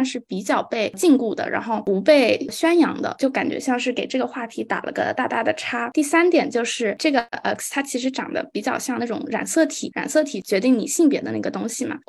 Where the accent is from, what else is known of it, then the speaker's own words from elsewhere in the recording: Shanghai, China; 呃，我来自上海，我在上海中学国际部读书，今年十一年级。